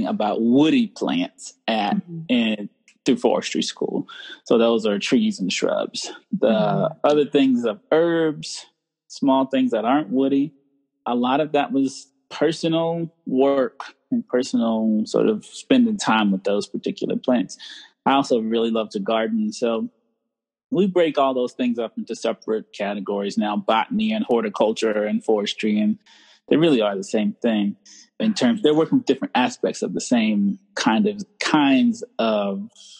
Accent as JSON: {"language": "English", "town": "Charlotte", "region": "North Carolina", "country": "United States", "tie": "born or raised there", "said": "I'm from North Carolina. I grew up in near Charlotte, North Carolina"}